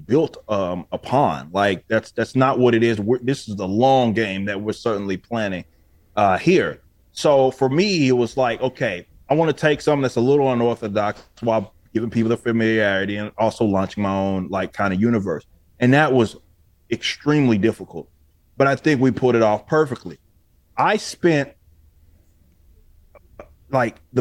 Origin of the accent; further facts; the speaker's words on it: Texas, United States; I'm from Texas. So I was like, I know Texas. I've lived North Texas, South Texas